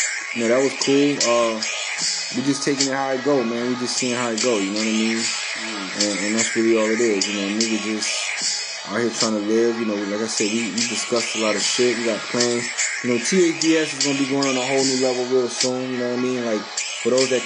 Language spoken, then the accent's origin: English; New Orleans, Louisiana, United States; now in Orlando, United States; I'm from New Orleans, repping Orlando